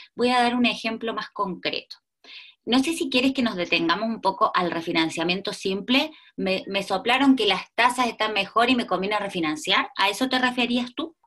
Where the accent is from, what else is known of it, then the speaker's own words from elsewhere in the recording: Argentina; moved away as an adult; now in Chile; soy una argentina que lleva 18 años en Chile